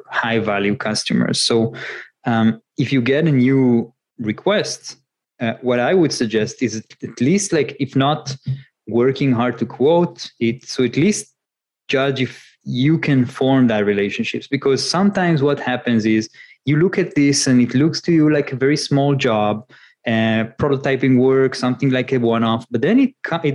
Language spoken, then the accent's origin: English; Northern Israel, Israel; moved away; I grew up in northern Israel. More nature there, less cars and buildings, and moved to the center.